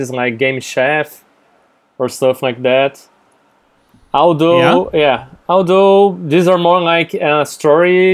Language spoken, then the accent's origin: English; Brazil; English is a second language; I'm from Brazil